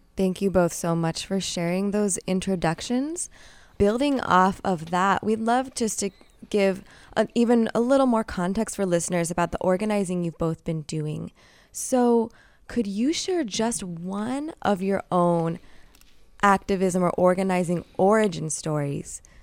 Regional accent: Bay Area, California, United States; Born and raised here, I always referred to my hometown as an epicenter of radical movements

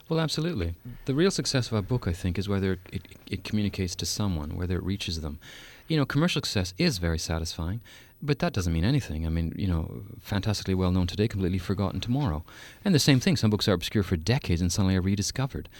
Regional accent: Canada; also born or lived in Saskatoon, Saskatchewan; for four years in Canada, I'm Canadian

